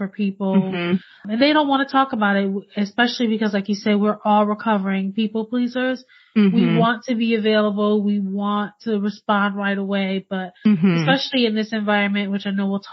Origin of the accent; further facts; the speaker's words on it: Connecticut, United States; born and raised in Connecticut, and I did what most Connecticut girls